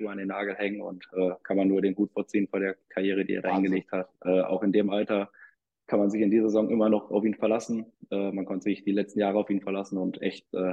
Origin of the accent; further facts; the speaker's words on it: Münster, North Rhine-Westphalia, Germany; Ja, gut, ist ja meine Heimatstadt. Ich bin hier geboren, äh, habe damals den Aufstieg 2011 auch schon miterlebt. Und ähm, ja, nachdem sich dann die Wege in Karlsruhe getrennt haben, der Kontakt nach Münster ist nie abgerissen.